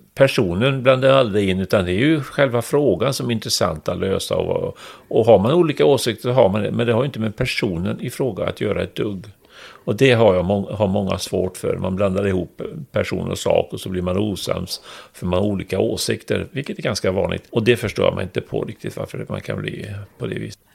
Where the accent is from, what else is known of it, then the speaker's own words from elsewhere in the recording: Trollhättan, Västra Götaland, Sweden; moved away as an adult; jag kommer från Trollhättan